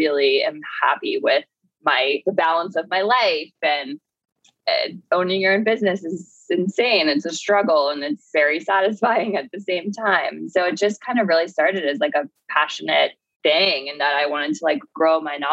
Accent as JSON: {"language": "English", "region": "Florida", "country": "United States", "moved": "yes", "said": "I'm from Florida originally"}